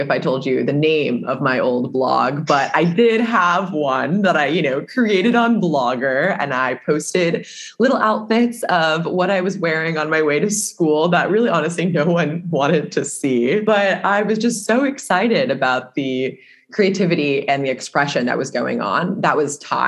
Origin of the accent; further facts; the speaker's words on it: Seattle, Washington, United States; I grew up in the Pacific Northwest, Seattle to be specific.